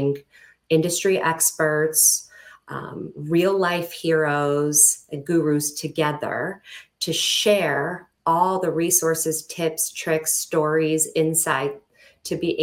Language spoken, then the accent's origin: English; a suburb outside of Los Angeles, California, United States; moved away; also born or lived in Arizona; I grew up in California in a suburb outside